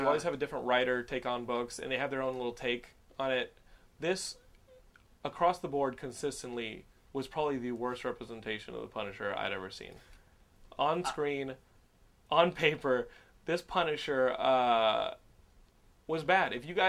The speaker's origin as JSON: {"language": "English", "region": "Texas", "country": "United States", "said": "You gotta remember, I'm a Texan, so sometimes I just blur through. I just fly through words."}